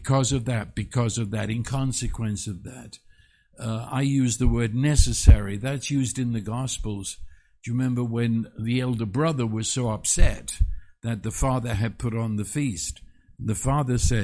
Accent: England, United Kingdom; moved away; I was raised in England

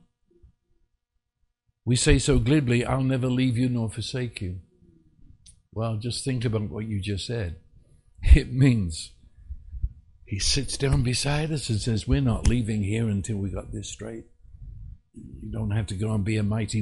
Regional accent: England, United Kingdom; I was raised in England

